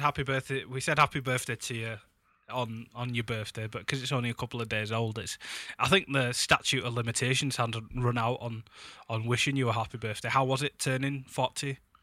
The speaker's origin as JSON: {"language": "English", "town": "Huddersfield", "region": "Yorkshire and the Humber", "country": "United Kingdom", "tie": "born or raised there", "moved": "yes", "lives_now": "Leeds, United Kingdom", "said": "I'll be back in my hometown of Huddersfield"}